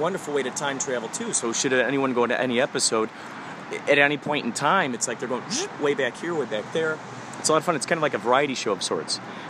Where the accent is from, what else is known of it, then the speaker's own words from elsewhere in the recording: Chicago, Illinois, United States; now in Los Angeles, United States; Originally Chicago.